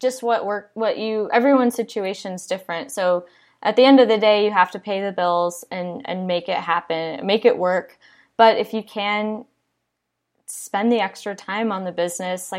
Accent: Iowa, United States; now in Austin, United States; I'm from Iowa originally

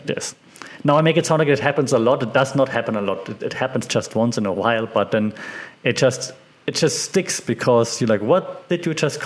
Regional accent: Germany; moved away as an adult; also born or lived in Australia / Spain / Austria; now in Thailand; From Germany.

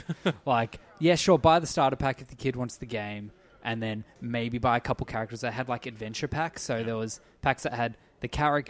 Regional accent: Australia; The only way as an Australian to get it

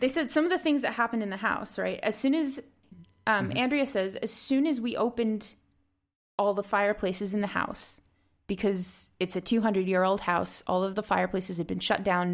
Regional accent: Rhode Island, United States; Harrisville, Rhode Island, which is actually my home state

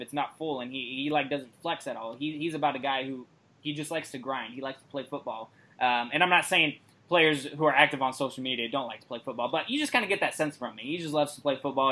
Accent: Vancouver, Washington, United States; my hometown that I also currently live in, Vancouver, Washington

